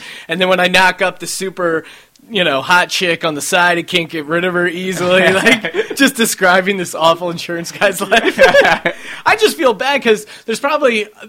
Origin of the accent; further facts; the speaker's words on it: East Coast, United States; Like, I grew up in the East Coast for the majority of my life.